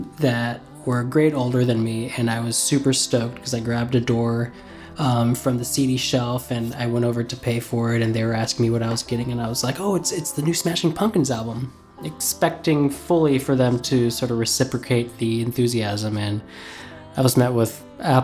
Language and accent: English; Indiana, United States; I'm from Indiana